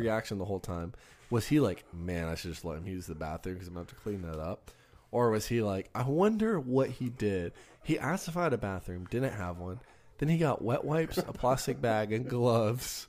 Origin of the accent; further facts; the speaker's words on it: Texas, United States; we're from Texas